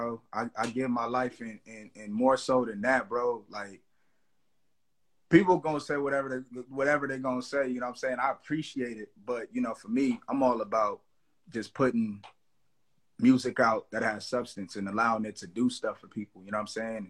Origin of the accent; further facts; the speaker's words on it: Los Angeles, California, United States; I'm from the Crenshaw District, Los Angeles. You know what I'm saying? Born, raised, bred, you know, still here